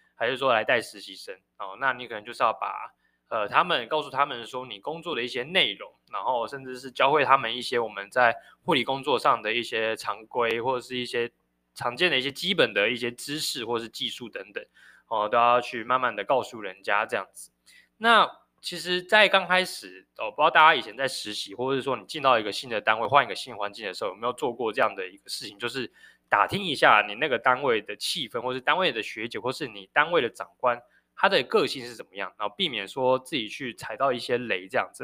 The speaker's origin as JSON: {"language": "Chinese", "country": "Taiwan", "said": "身为台湾人"}